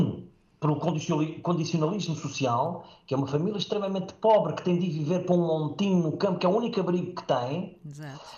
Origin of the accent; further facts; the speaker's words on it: Safara, Beja District, Portugal; also born or lived in Moura; e no qual fui criado até aos 20, até aos 20 anos, portanto, claro que lá estive, portanto, na, sendo a minha aldeia, Safara, no Conselho de Moura